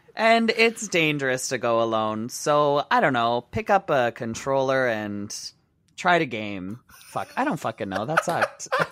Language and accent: English; Windsor, Ontario, Canada; I used to go to Detroit all the time because I grew up in Windsor